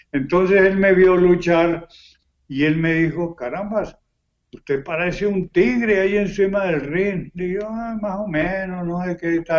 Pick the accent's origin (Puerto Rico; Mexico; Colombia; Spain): Colombia; ya saben que soy de Colombia.